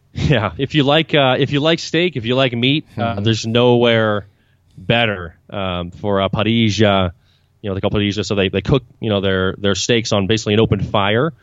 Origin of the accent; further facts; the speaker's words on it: Vancouver, British Columbia, Canada; now in Buenos Aires, Argentina; I'm originally Canadian. I'm from Vancouver, British Columbia